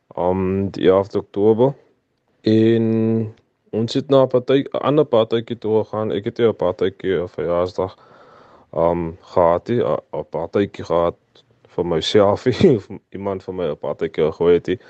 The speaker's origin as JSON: {"language": "Afrikaans", "town": "Kuils River", "region": "Western Cape", "country": "South Africa", "tie": "born or raised there", "also_born_or_lived": "Ravensmead", "said": "Ek is van Ravensmead. Ek was hier gebore, maar ons het getrek Kilsrivier, Silversands toe. Waar ek daar opgegroei het, ek het skool gegaan"}